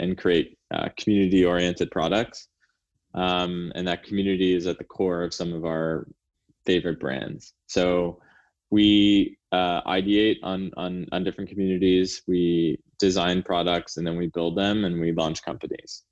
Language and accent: English; Canada; now in United States; I'm Canadian